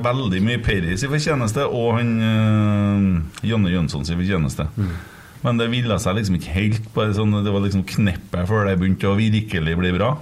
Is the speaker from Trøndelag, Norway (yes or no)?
yes; Trøndelag, Norway